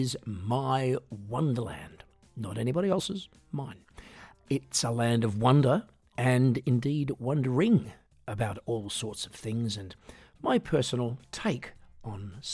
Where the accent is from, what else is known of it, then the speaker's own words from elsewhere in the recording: Australia; moved away as an adult; now in Europe; I'm an Australian singer-songwriter and piano entertainer